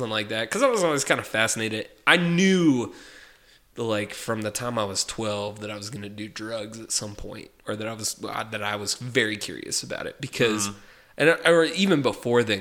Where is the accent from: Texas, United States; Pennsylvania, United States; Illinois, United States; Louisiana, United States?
Texas, United States; Texas Panhandle, United States; as a kid who, you know, in Panhandle, Texas